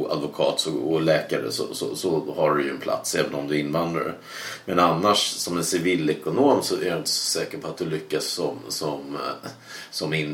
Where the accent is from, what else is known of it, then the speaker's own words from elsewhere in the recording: Sweden; Det har du inte ens som jag som svensk.